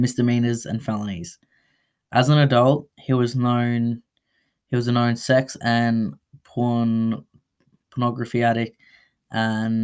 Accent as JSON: {"language": "English", "town": "Melbourne", "region": "Victoria", "country": "Australia", "said": "I'm from Melbourne, Australia"}